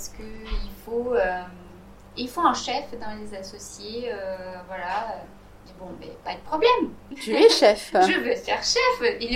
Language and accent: French; Italy; dans mon pays d'origine, qui est l'Italie, euh, la cuisine euh, était toujours le centre de, des événements